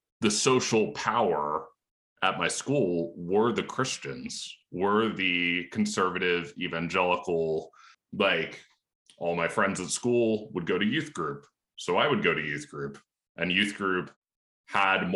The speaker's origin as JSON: {"language": "English", "area": "Lancaster County", "region": "Pennsylvania", "country": "United States", "tie": "born or raised there", "said": "I grew up in Lancaster County, Pennsylvania, which is very rural"}